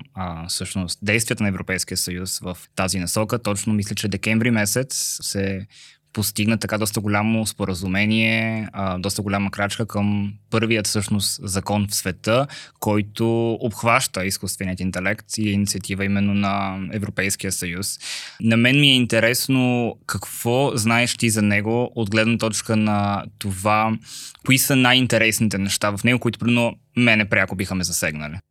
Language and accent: Bulgarian; Sliven, Sliven Province, Bulgaria; moved away; и двамата сме от Сливен